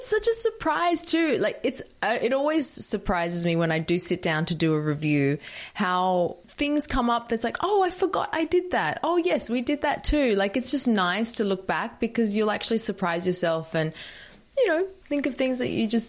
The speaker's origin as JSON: {"language": "English", "country": "Australia", "tie": "born or raised there", "said": "because of the Italian background and, you know, growing up in Australia"}